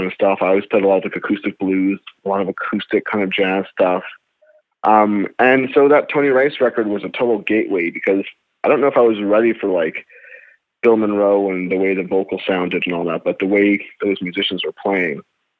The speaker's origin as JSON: {"language": "English", "town": "Montreal", "region": "Quebec", "country": "Canada", "tie": "born or raised there", "moved": "yes", "lives_now": "Toronto, Canada", "said": "I grew up in Montreal, which wasn't a big bluegrass town"}